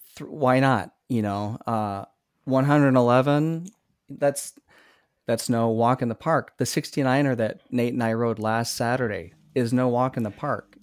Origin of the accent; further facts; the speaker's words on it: Iowa, United States; now in Minnesota, United States; growing up in Iowa